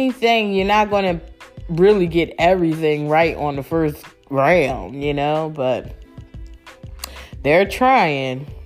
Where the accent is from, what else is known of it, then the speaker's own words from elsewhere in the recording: Philadelphia, Pennsylvania, United States; my city, I love my city, you know, I'm from Philly